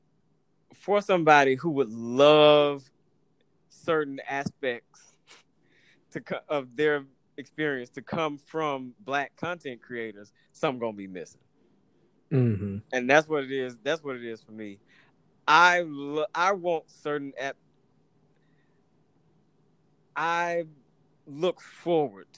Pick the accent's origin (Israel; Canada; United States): United States; Atlanta, Georgia; As a nigga growing up in Atlanta